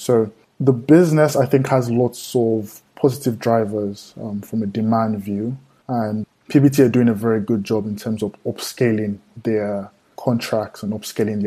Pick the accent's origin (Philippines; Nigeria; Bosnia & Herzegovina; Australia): Nigeria; I'm from Nigeria